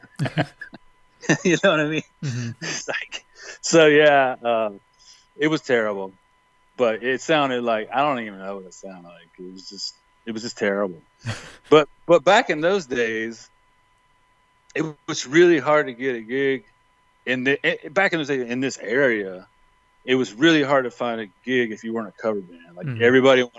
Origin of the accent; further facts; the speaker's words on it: High Point, North Carolina, United States; I grew up in High Point, Greensboro, North